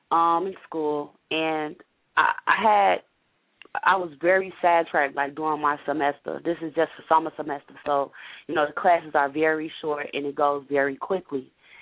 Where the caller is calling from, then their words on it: Chicago, Illinois, United States; calling from Chicago.